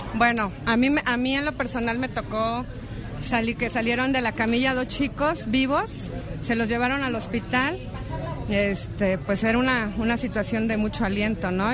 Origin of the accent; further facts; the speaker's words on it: Mexico; somos mexicanos